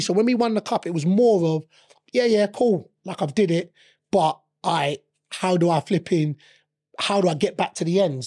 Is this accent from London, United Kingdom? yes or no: yes; London, United Kingdom; I'm eighteen, born and raised in London